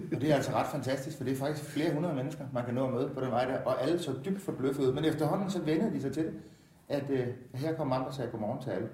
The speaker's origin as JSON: {"language": "Danish", "town": "Jordløse", "region": "Southern Denmark", "country": "Denmark", "tie": "born or raised there", "said": "født og opvokset i Jordløse, 5 km fra det boede"}